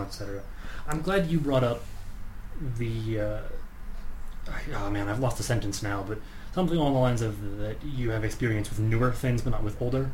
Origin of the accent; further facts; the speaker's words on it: United States; I'm American